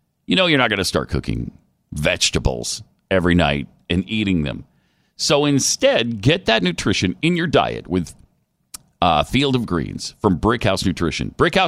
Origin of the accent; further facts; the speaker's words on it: California, United States; Born and raised in Southern California, always done ketchup with grilled cheese.